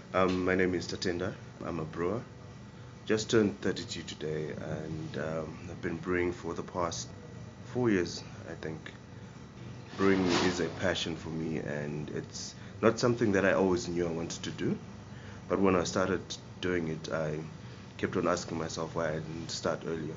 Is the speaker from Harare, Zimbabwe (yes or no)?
no; Kwekwe, Midlands, Zimbabwe; moved away as an adult; now in Greyton, South Africa; I was born in Kwekwe in Zimbabwe uh, on the 14th of August in 1986.